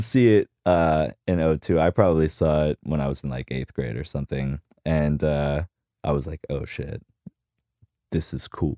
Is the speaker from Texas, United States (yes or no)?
no; Key West, Florida, United States; I grew up in Key West